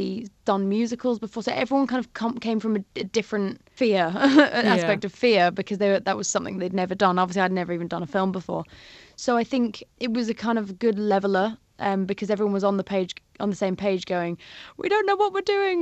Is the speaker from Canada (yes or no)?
no; Isle of Man; growing up in the Isle of Man, it's so beautiful